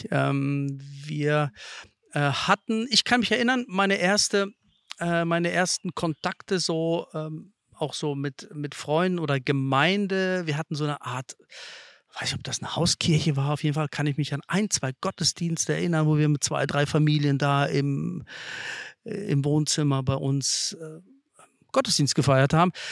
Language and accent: German; Lithuania; German is a second language; also born or lived in Kazakhstan; geboren bin ich in Kasachstan und ähm, dort äh, habe ich gelebt, bis ich drei Jahre alt war.